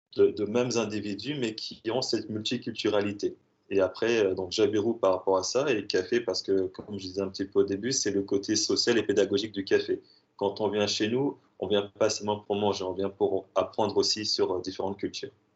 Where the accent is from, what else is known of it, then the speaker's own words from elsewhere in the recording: Strasbourg, Grand Est, France; je suis de Strasbourg